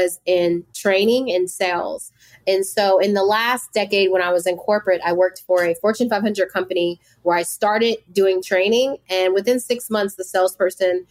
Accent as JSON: {"language": "English", "town": "Woodbridge", "region": "Virginia", "country": "United States", "tie": "born or raised there", "also_born_or_lived": "Bridgeport, Connecticut", "said": "I grew up in a small town in Woodbridge, Virginia, which is about 45 minutes to an hour from DC. I was born in Bridgeport, Connecticut"}